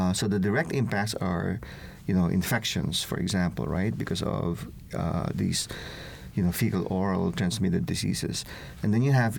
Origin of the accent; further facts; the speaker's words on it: Philippines; now in United States; I'm originally from the Philippines